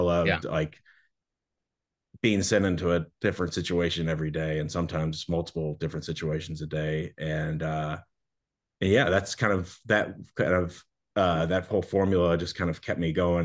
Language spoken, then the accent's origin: English; Kentucky, United States; moved away as an adult; also born or lived in Naples, Florida; now in Miami, United States; I grew up in Kentucky